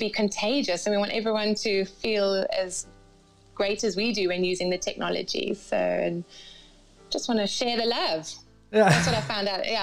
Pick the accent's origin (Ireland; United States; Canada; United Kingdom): United Kingdom; Cambridge, East of England; So um, I was I was born and raised in England, in uh, Cambridge, in England, and then I went to university in Northampton.